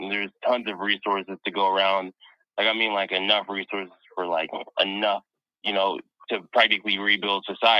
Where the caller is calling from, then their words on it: DMV, United States; By the way, for the audience, in case you didn't know, I'm over in the DMV.